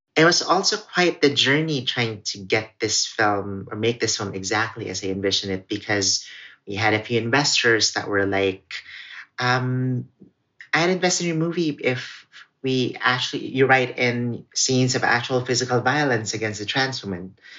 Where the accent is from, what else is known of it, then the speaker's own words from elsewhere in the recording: Philippines; first language Cebuano; English is a second language; also born or lived in Crown Heights, Brooklyn, New York; now in New York, United States; this is me sharing my New York story from my own perspective and my own voice that's defiantly and very much anchored in being Filipino and Filipinx